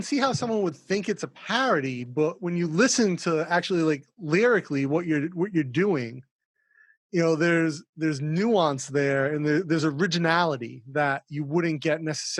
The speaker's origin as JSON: {"language": "English", "country": "United States", "moved": "yes", "lives_now": "Bangkok, Thailand", "said": "being an American, kind of like living in Asia"}